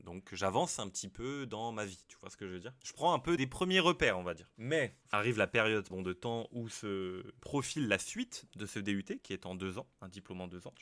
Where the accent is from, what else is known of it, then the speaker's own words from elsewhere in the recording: France; Je suis français